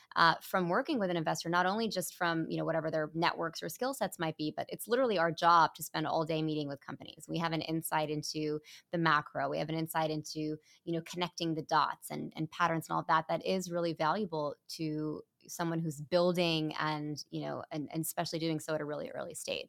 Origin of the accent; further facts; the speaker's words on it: Mountain View, California, United States; moved away as an adult; my hometown. I was literally born in Mountain View